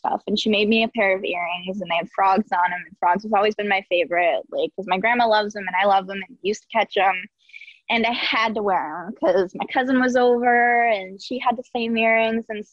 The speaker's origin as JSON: {"language": "English", "area": "Saratoga County", "region": "New York", "country": "United States", "tie": "born or raised there", "said": "I was right on the cusp of Saratoga County and Warren County, but it's this little trailer park"}